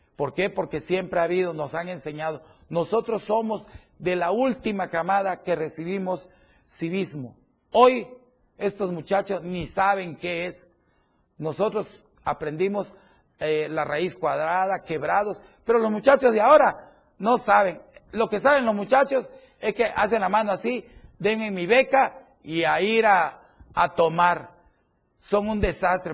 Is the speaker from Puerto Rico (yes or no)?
no; Chiapas, Mexico; los que somos los chiapanecos.